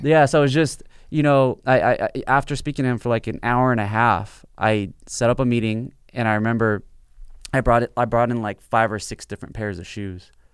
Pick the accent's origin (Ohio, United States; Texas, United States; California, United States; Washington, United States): California, United States; South Bay, Los Angeles; I grew up in the South Bay